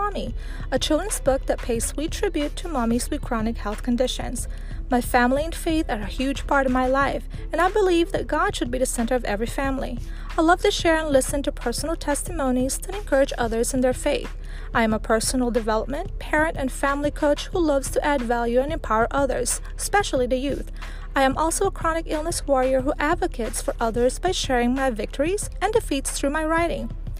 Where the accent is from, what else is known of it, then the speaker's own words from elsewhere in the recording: Philippines; now in Guam; a wife and a mother of four. I was born in the Philippines and now live on the beautiful island of Guam.